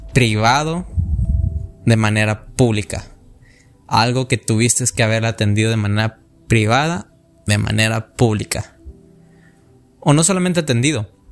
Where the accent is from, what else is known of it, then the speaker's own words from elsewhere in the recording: Mexico; mi país que, amo mucho, se llama México